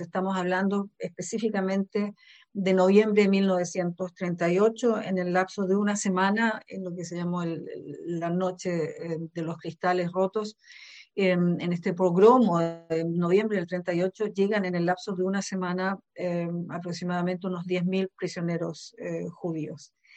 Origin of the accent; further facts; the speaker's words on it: Santiago, Santiago Metropolitan Region, Chile; now in Germany; soy nacida en Santiago de Chile, en Sudamérica, pero vivo en Alemania desde hace aproximadamente 35 años